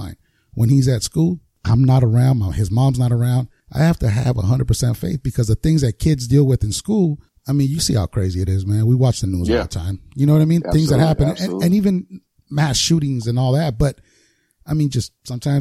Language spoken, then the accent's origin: English; Los Angeles, California, United States; growing up in South Central where I did